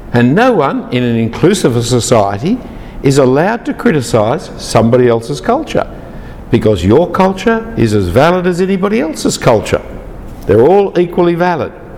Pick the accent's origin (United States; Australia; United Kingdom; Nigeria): Australia; I am uh, Anglo Danish background. I am uh, male. I am Australian citizenship